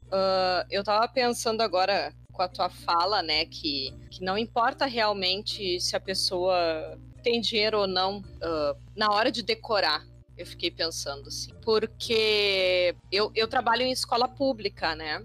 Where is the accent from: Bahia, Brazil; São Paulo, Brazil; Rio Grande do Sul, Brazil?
Rio Grande do Sul, Brazil; Porto Alegre; Eu sou de Porto Alegre